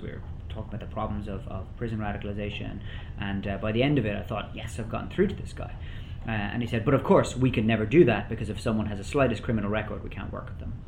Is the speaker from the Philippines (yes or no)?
no; Ireland; I'm Irish myself